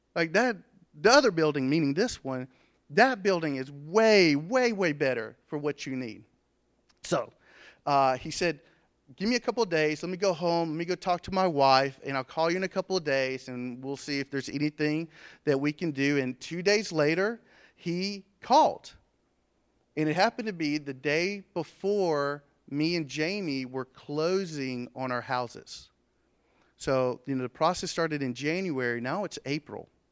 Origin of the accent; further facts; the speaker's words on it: Andrew, United States; I grew up in Andrew